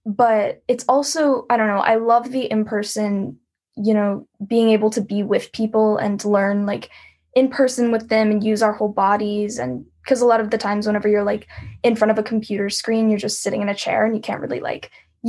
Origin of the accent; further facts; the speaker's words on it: Texas, United States; I'm from Texas.